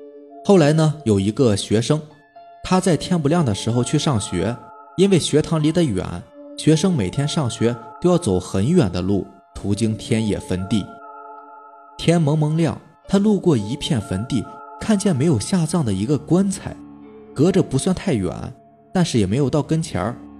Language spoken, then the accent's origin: Chinese; Jixian County, Heilongjiang, China; 之前说过，我老家是住在集贤县的，三舅呢就住在老家